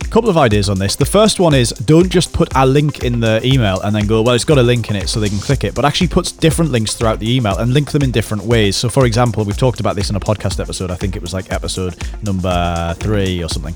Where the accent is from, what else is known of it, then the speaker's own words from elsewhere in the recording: the Northeast, North East England, United Kingdom; we're from the Northeast